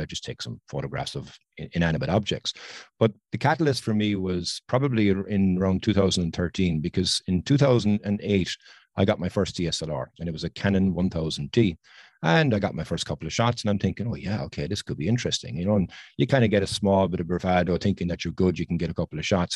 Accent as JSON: {"language": "English", "country": "Ireland", "said": "I'm from Ireland."}